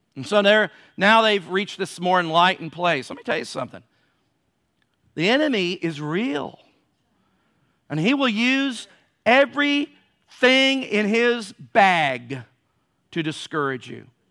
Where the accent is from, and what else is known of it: United States